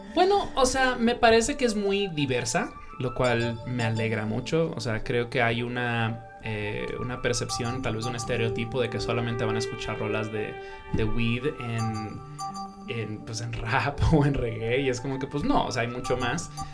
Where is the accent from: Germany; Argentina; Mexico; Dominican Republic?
Dominican Republic; moved away; also born or lived in New York, United States / Colombia; yo me crié en la República Dominicana